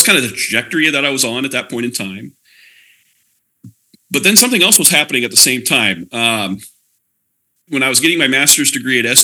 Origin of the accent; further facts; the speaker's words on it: Edgerton, Minnesota, United States; moved away as an adult; also born or lived in Pella area, Iowa; now in Oskaloosa, United States; I grew up in Minnesota, in Southwest Minnesota, town of Edgerton